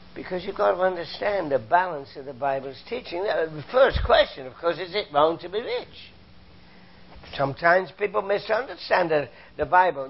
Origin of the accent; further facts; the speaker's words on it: United Kingdom; now in Canada; I'm a Canadian, came from Britain, as you can tell from my accent